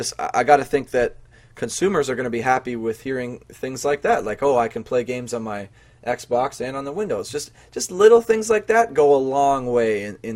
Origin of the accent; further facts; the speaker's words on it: Canada; Maybe it's just because we're Canadian, eh?